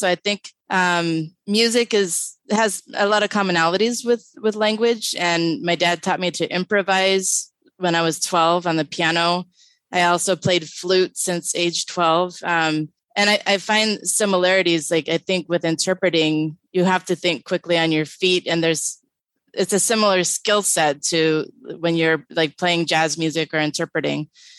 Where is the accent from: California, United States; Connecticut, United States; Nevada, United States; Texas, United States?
California, United States; Los Angeles; also born or lived in Hollywood, California / Van Nuys, California / Northridge, California; because I was born at Kaiser Sunset in Hollywood. But I grew up in the San Fernando Valley. Originally, my first 5 years, I lived in Van Nuys, and then we moved to Northridge.